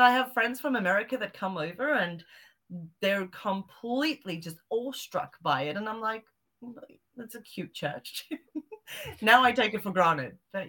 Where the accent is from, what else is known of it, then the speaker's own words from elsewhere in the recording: Zimbabwe; also born or lived in South Africa; Well, because I grew up in Zimbabwe and South Africa, I've still got a lot of family out there. And I grew up with, you know, African cryptids and witch doctors and witches and sangomas and all these weird, wonderful things out there.